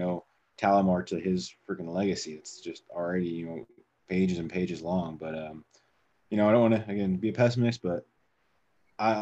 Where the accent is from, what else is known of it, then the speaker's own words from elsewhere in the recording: Indiana, United States; moved away as an adult; now in Arizona, United States; I'm from Indiana.